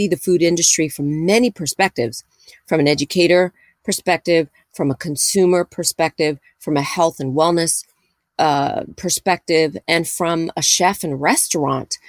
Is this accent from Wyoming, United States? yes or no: no; New York City, New York, United States; I'm a native New Yorker. I was born and raised in New York City.